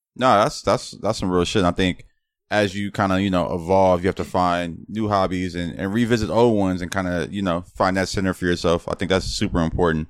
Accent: Los Angeles, California, United States; growing up in Los Angeles, it's like I'm damn near Spanish myself

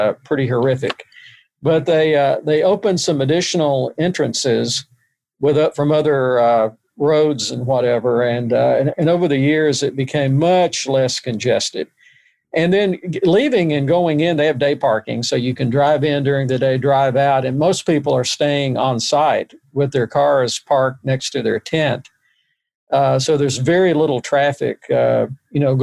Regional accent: Covington, Tennessee, United States; also born or lived in Chicago, Illinois / Arkansas; now in Memphis, United States; I grew up in Covington, Tennessee, a little bit north of here. And that's where I was born there and grew up there and went to high school there

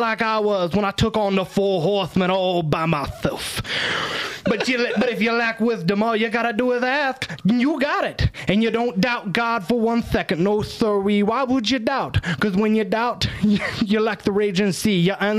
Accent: Texas, United States; I'm from Texas and I don't talk low.

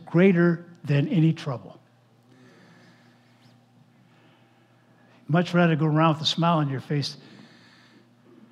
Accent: Los Angeles, California, United States; growing up in Los Angeles area back in the 1900s

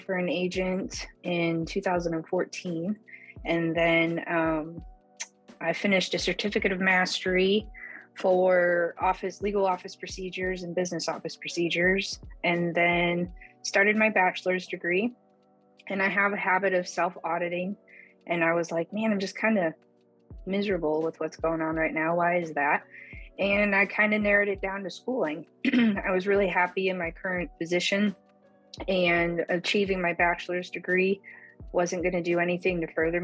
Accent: Chicago, Illinois, United States; moved away as an adult; now in Oklahoma, United States; I'm originally from Chicago

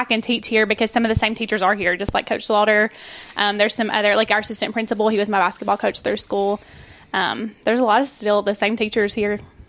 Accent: Santa Fe, United States; also born or lived in Mount Pleasant; I'm a graduate from Santa Fe. I went K through 12 here, so it's nice to be back home.

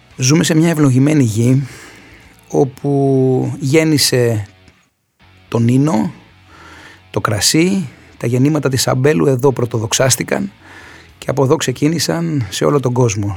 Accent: Kefalonia, Ionian Islands, Greece; στην ιδιαίτερη πατρίδα μου, στην Κεφαλονιά

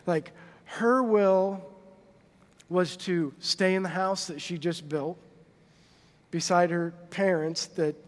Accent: Monroe, United States; moved away as an adult; now in Huntington; We grew up in Monroe. Like, my graduating class was 89 people.

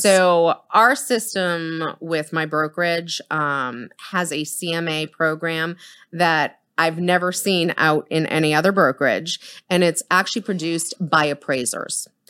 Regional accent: Boston, Massachusetts, United States; now in Dallas-Fort Worth, United States; I come from Boston. I'm Boston blunt

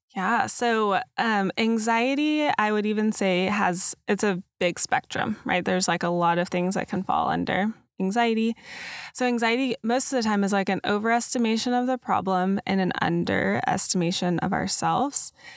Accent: Dallas, Texas, United States; I grew up in Dallas

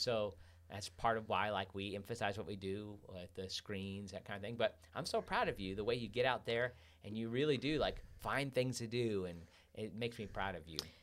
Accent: Midwest, United States; moved away; growing up in the Midwest where it's so cold

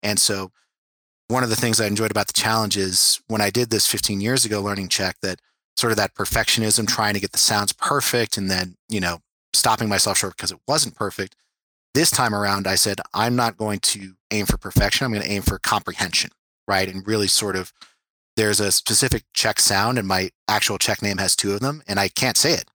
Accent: California, United States; first language English; growing up in California

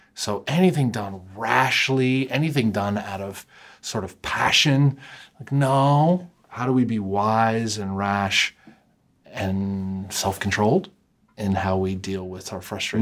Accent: United States; as an American, like, sort of born and bred

